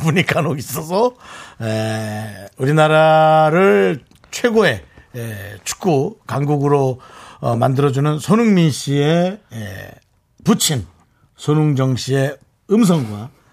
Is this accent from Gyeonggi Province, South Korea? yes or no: no; Gangwon, South Korea; accent: Gangwon dialect; 제 고향 강원도 사투리에